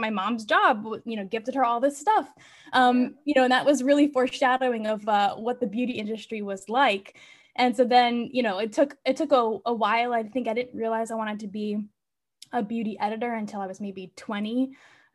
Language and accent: English; Weston, Florida, United States; moved away as an adult; now in New York, United States; Florida where I grew up